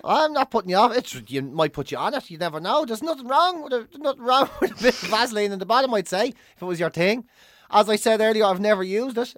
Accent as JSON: {"language": "English", "country": "Ireland", "tie": "born or raised there", "said": "being Irish growing up"}